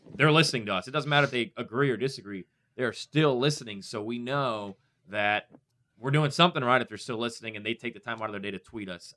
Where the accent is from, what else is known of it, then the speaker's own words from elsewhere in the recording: Northwest Indiana, United States; moved away as an adult; now in Indianapolis, United States; I grew up in Northwest Indiana